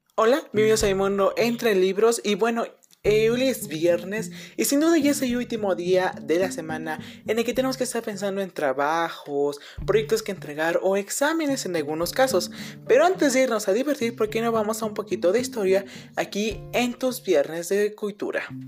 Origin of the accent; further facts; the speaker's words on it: Mexico; somos mexicanos, somos latinos